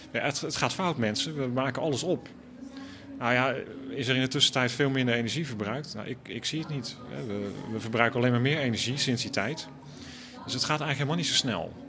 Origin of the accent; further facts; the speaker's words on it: Randstad, Netherlands; ik ben opgegroeid in de Randstad